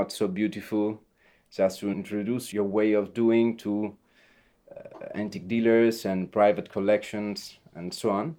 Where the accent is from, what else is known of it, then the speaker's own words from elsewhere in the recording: Venice, Veneto, Italy; English is a second language; also born or lived in Asolo, Italy; I'm Venetian, but I was born in Asolo, near Treviso. But I came here that I was like 1 year old.